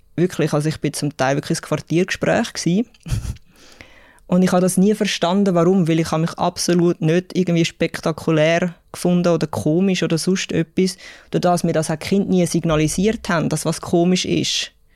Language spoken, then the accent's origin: German; Zurich, Switzerland; accent: Zürich-Schnur; ich bin 37. Ich bin in Zürich aufgewachsen